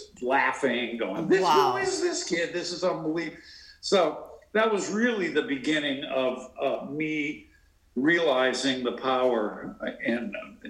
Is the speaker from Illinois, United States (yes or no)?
no; Marblehead, Massachusetts, United States; also born or lived in Connecticut; I grew up in a little town north of Boston called Marblehead, Massachusetts, and when I was about 3 years old, 3 and a half, we moved back to Marblehead and from Connecticut, where my father was working in New York